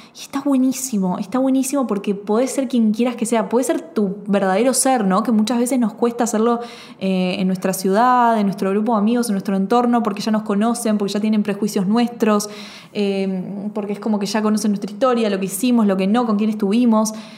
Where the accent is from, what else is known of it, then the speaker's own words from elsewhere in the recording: Argentina; soy argentina